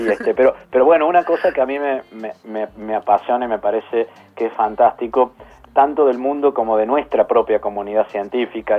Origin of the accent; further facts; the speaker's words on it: Córdoba, Argentina; accent: tonada cordobesa; moved away as an adult; now in Buenos Aires, Argentina; me van a escuchar un poco la tonada, soy cordobés.